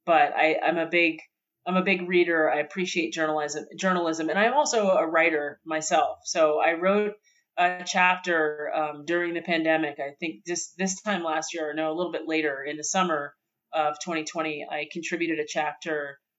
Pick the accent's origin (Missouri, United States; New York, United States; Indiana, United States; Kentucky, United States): New York, United States; I'm a New Yorker